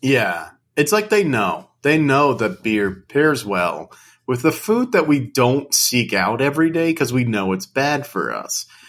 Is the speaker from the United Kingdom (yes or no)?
yes; United Kingdom; I'm British, so I say program.